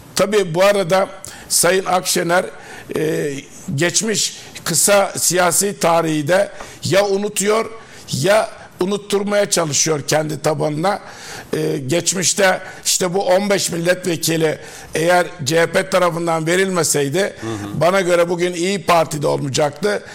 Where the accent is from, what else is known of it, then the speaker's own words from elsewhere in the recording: Denizli, Turkey; ben Denizliliyim. Denizli milletvekilliği yaptım